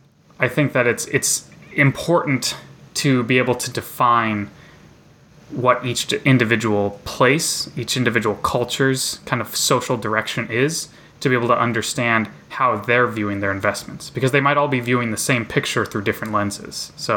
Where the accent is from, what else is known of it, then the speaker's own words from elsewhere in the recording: rural Nebraska, United States; moved away; my hometown in rural Nebraska